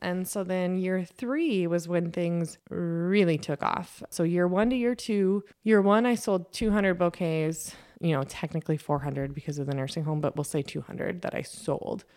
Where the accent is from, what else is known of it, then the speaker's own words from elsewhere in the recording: Lake Benton, Minnesota, United States; growing up in Lake Benton, Minnesota, on the corner of Highway seventy-five, just four miles north of town